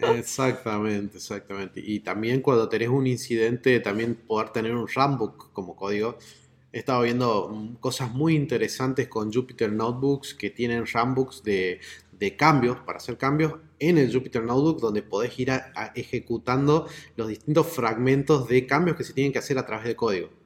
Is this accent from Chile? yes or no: no; Córdoba, Argentina; acá yo estoy en Córdoba